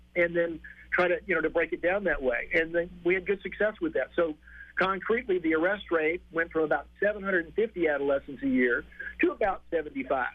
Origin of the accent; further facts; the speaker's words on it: Texas, United States; moved away as an adult; also born or lived in Boston / New Hampshire; so I grew up in Texas. I lived there for the first 35 years of my life, and then I came to Boston